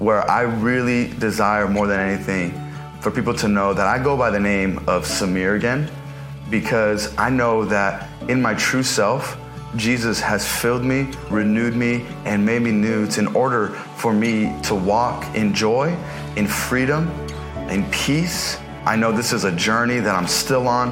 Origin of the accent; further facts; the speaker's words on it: Los Angeles, California, United States; I was born and raised here in the San Fernando Valley to immigrant parents from Palestine